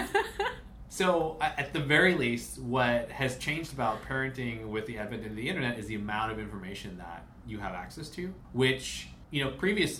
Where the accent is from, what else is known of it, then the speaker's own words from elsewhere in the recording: Chicago, Illinois, United States; now in California, United States; the people who we grew up with are really far away. I'm from Chicago